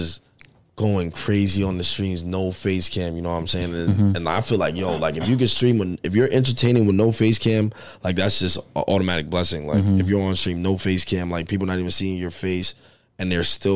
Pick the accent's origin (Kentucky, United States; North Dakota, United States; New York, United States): New York, United States; I'm from New York